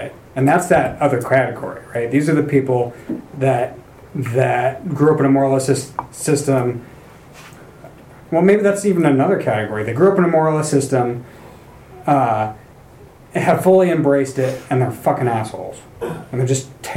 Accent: North Idaho, United States; I'm from North Idaho.

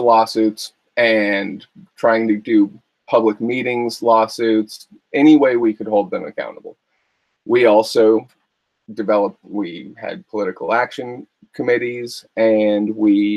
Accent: Calaveras County, California, United States; I'm from Calaveras County

